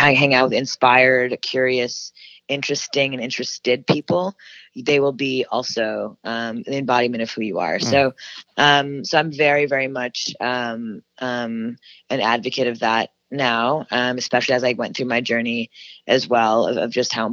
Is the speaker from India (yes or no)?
no; Canada; now in United States; a Canadian woman moving to America